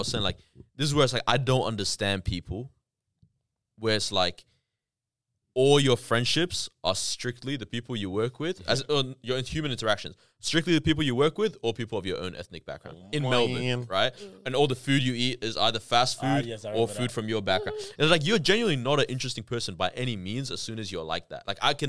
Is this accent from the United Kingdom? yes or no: no; Canada; I grew up in Canada. My parents are Ethiopian.